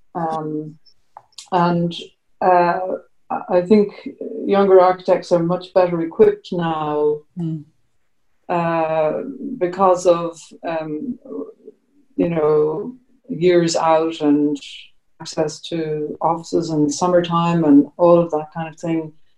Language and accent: English; Ireland; we're Irish